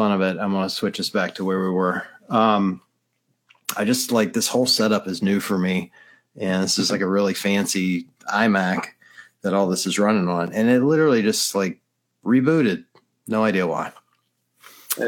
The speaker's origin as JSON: {"language": "English", "region": "Mississippi", "country": "United States", "tie": "born or raised there", "moved": "yes", "said": "being raised in the deep South. I mean, I was raised in Mississippi"}